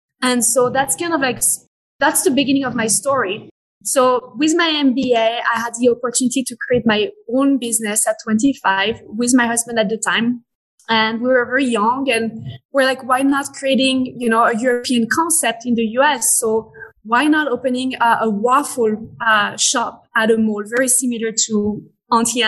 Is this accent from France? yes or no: yes; Paris, Île-de-France, France; accent: French; English is a second language; moved away; I'm French. I was born and raised in France. This is why you can hear the French accent